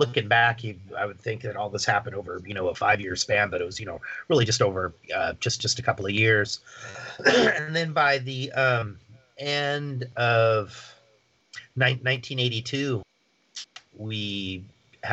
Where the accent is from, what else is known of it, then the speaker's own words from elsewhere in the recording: Seattle, Washington, United States; I'm from Seattle